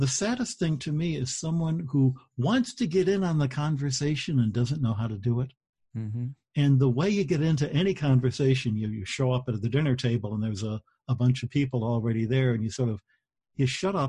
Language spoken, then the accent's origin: English; Detroit, Michigan, United States; I grew up in Detroit